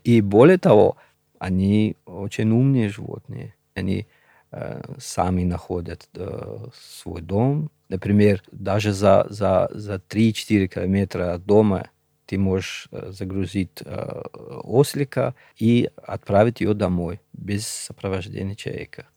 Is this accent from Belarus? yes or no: no; Pamir, Gorno-Badakhshan, Tajikistan; first language Shughni; Russian is a second language; now in Moscow, Russia; я родился на Памире, вырос там